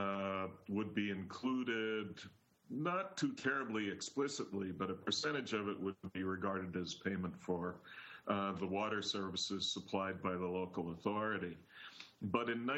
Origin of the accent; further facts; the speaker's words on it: Milwaukee, Wisconsin, United States; moved away as an adult; now in Galway, Ireland; I'm originally from Milwaukee, Wisconsin, and I've been in Ireland for about 20 years now